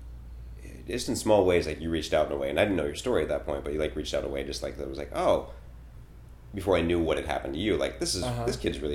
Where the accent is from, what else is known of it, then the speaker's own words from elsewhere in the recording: Pittsburgh, Pennsylvania, United States; moved away; I'm from Pittsburgh, and it's like a great town